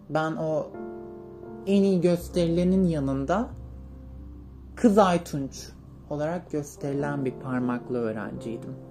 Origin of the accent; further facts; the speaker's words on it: Niğde, Turkey; Ee, ilk olarak böyle belirgin kırıklara gelmeden önce Niğde'nin bir köyünde büyüdüm. İlkokulu, ortaokulu orada okudum.